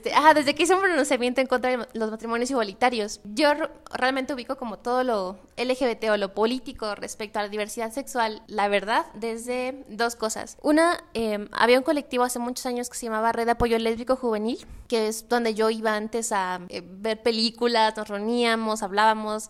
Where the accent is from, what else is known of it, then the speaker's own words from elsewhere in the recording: Tlaxcala, Mexico; moved away as an adult; now in Puebla, Mexico; yo soy de Tlaxcala y yo llego a Puebla en el 2008, creo justamente para estudiar la universidad